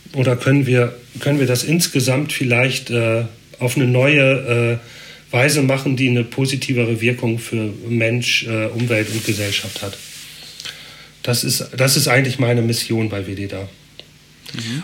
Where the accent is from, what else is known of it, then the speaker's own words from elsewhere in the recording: Northern Germany, Germany; moved away as an adult; now in Basel, Switzerland; Ich komme ja äh, aus dem Norden, bin erst seit drei Jahren hier